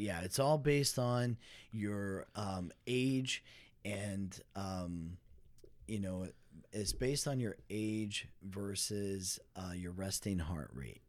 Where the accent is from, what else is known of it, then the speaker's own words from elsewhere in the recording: Dallas, Texas, United States; I'm from Dallas, Fort Worth